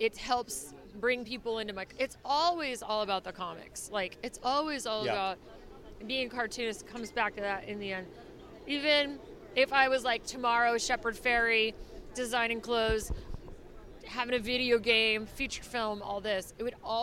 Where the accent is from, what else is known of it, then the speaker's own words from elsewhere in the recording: Idaho, United States; moved away as an adult; also born or lived in San Francisco / Los Angeles / New York; now in Savannah, United States; I'm from Idaho originally